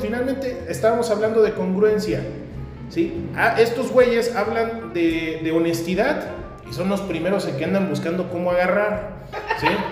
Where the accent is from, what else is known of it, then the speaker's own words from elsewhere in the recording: Querétaro, Mexico; nuestra sociedad queretana